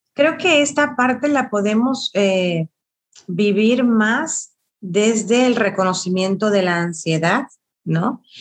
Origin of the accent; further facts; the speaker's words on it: Venezuela; now in Mexico; sí soy venezolana, pero tengo ya 15 años aquí en México, que también es mi tierra